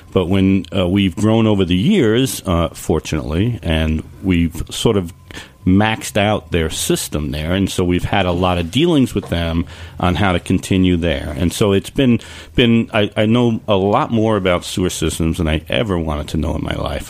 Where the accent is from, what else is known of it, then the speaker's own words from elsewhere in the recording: West Coast, United States; now in Long Island, United States; I'm from the West Coast